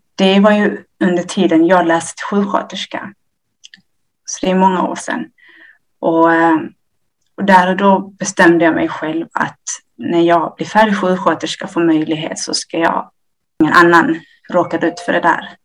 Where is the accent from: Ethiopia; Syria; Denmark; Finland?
Ethiopia; now in Sweden; jag är från Etiopien. Vi eh, kom till Sverige 1990.